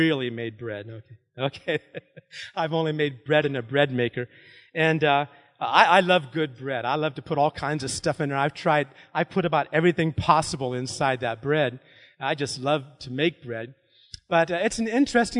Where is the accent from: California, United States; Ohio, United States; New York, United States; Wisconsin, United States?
Ohio, United States; New Philadelphia; moved away; I grew up in New Philly